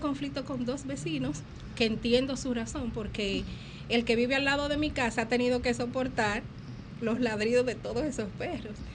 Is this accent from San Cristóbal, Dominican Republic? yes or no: yes; Villa Altagracia, San Cristóbal, Dominican Republic; de mi pueblo, Villa Altagracia